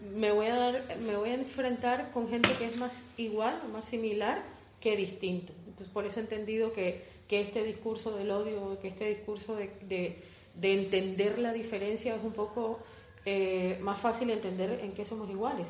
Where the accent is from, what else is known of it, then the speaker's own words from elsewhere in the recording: Colombia; moved away as an adult; now in Spain; yo soy colombiana y estoy aquí hace dos años